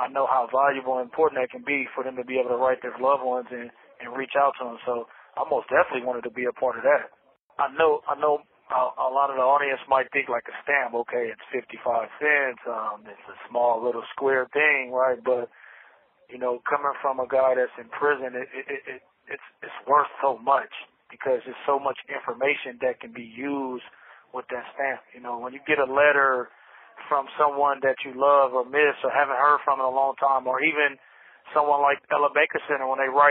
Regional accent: Bakersfield, California, United States; also born or lived in Los Angeles; now in Soledad, United States; We ended up moving to Bakersfield, you know, like 88, 89, and we went out there, and that's where I would start living, in Bakersfield

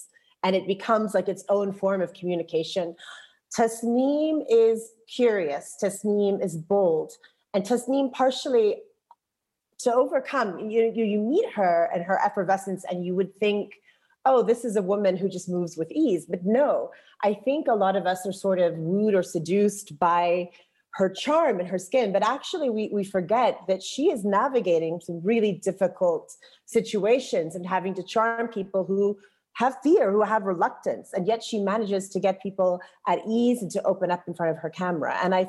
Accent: Jordan; also born or lived in Texas, United States; And I also felt a bit restricted because I'm not Palestinian, I'm Jordanian, I'm Circassian, I'm Texan. I have Palestinian children. I was married living here

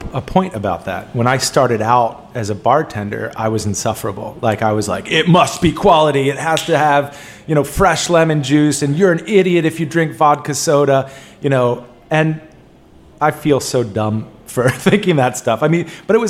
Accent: Olney, Maryland, United States; also born or lived in Washington, D.C.; I grew up, I was born in D.C. and I grew up in Olney, Ashton, Maryland.

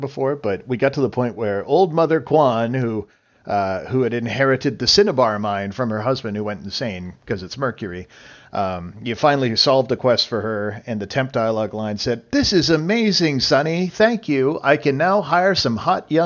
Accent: Canada; as a Canadian

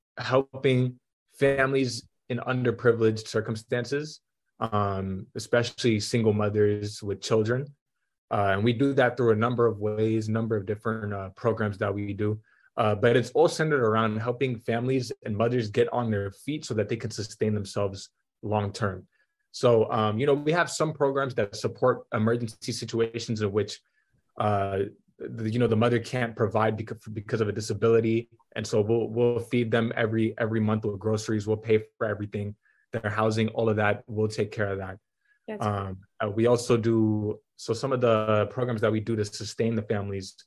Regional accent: Atlanta, Georgia, United States; also born or lived in Denver; I'm from Atlanta, Georgia

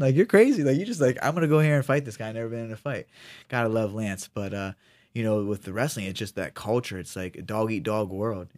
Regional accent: Ohio, United States; moved away as an adult; now in Sacramento, United States; I'm from Ohio, I'm, you know, Midwest

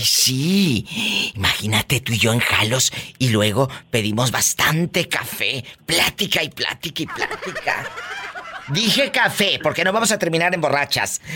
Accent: Mexico; now in United States; nuestro México lindo y querido

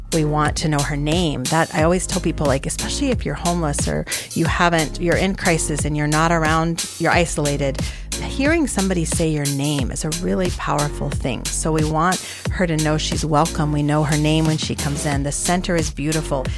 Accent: Arizona, United States; I had grown up, spent a lot of time growing up in Arizona.

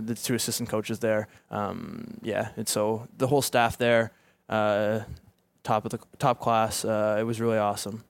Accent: Halifax, Nova Scotia, Canada; also born or lived in Dartmouth, Nova Scotia; my hometown. So I've been, I've been there ever since I wanna say five years old

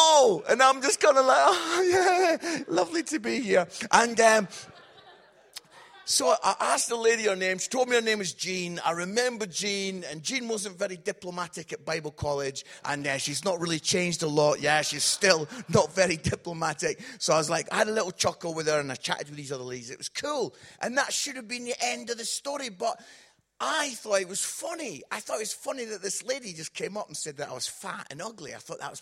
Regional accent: Scotland, United Kingdom; I'm Scottish

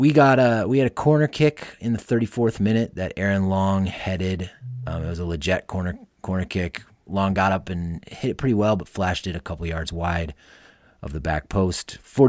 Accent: Iowa, United States; I'm from Iowa.

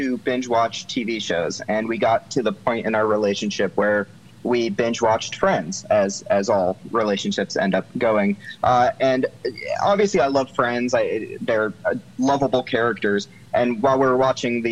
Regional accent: Boston, Massachusetts, United States; I'm from Boston, Massachusetts, where we all know about Water Country

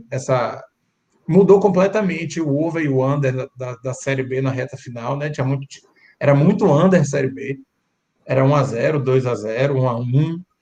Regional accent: Salvador, Bahia, Brazil; E como eu sou daqui, eu sou de Salvador

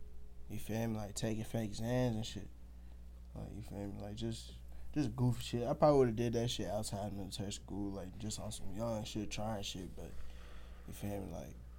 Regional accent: Nigeria; You know, I'm African. I'm Nigerian.

